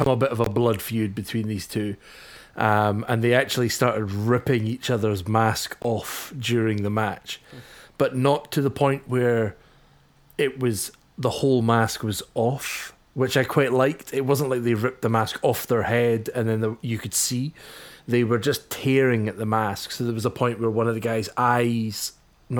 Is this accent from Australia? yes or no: no; Scotland, United Kingdom; as a Scotsman